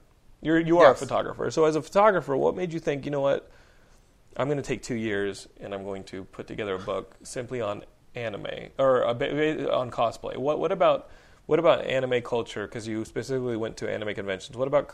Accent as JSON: {"language": "English", "town": "Austin", "region": "Texas", "country": "United States", "tie": "born or raised there", "said": "In the 90s, when I was growing up in Austin, well, in high school, I would go to UT."}